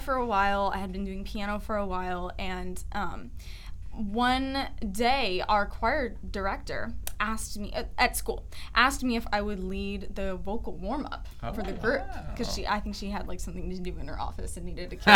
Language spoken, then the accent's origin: English; Richardson, Austin, Texas, United States; also born or lived in East Tennessee; now in Dallas, United States; I'm from a lot of places. Texas. I grew up in Richardson area